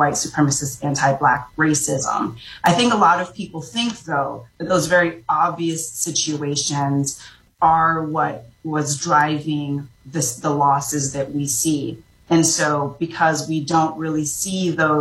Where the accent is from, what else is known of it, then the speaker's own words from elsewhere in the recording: Orlando, Florida, United States; also born or lived in Jamaica; I grew up in Orlando, Florida